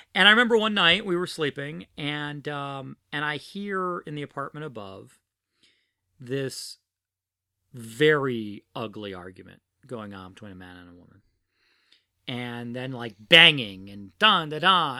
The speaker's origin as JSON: {"language": "English", "town": "New York City", "region": "New York", "country": "United States", "tie": "born or raised there", "also_born_or_lived": "New Orleans / Philadelphia"}